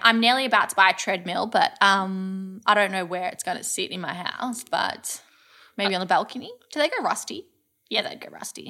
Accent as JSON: {"language": "English", "town": "Kyneton", "region": "Victoria", "country": "Australia", "tie": "born or raised there", "said": "growing up in Kyneton, we had, um, a wood fire pizza place"}